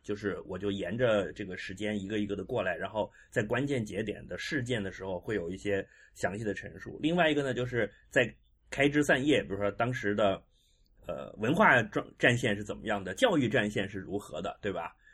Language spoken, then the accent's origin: Chinese; Shenzhen, Guangdong, China; 我自己是一个嗯。从小就在深圳长大，我应该是八四年到的深圳，而且我真的嗯。就是在蛇口